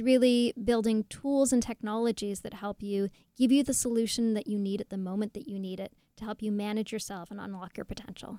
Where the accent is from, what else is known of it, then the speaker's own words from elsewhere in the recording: Toronto, Ontario, Canada; I'm from Toronto